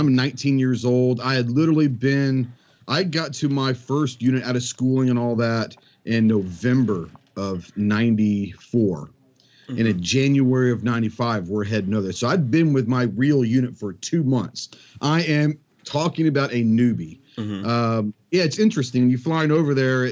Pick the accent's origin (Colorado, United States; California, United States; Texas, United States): Texas, United States; Plano; I grew up in Dallas, in suburbia Dallas, in Plano, Texas